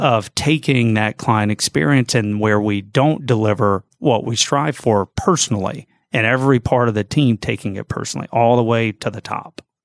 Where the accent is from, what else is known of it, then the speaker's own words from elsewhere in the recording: Gainesville, Georgia, United States; moved away as an adult; now in Jacksonville, United States; Yes, I grew up in Gainesville, a little bit north of here